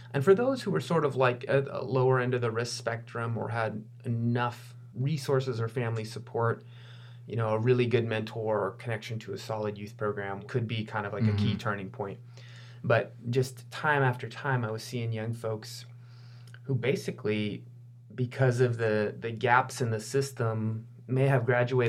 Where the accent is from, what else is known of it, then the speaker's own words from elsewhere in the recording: Wisconsin, United States; now in Santa Clara County, United States; my hometown, where my dad still lives and where I still go to visit friends.